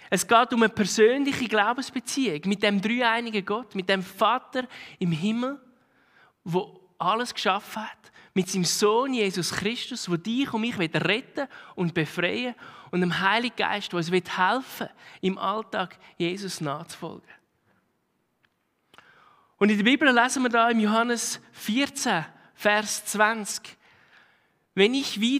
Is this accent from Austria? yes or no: no; Switzerland; Tun wir unsere Zeit als Schweizer voll beschäftigt vom einen zum anderen rennen